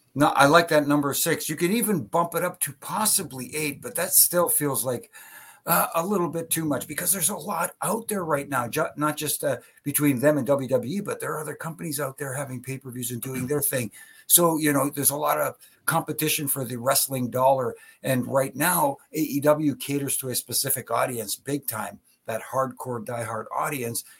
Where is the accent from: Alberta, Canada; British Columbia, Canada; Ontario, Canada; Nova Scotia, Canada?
Ontario, Canada; I'm from Ontario.